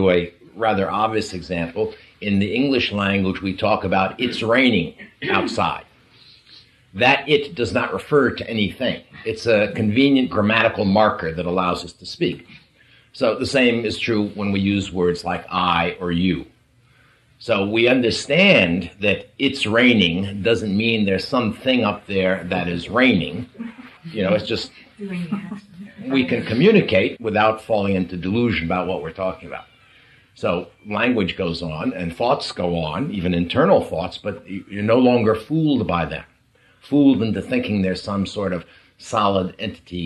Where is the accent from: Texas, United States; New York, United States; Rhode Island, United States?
New York, United States; We're both from the East Coast. We're both from New York